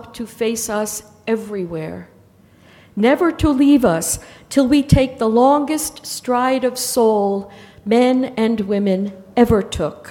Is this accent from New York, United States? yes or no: yes; New York, United States; I am from New York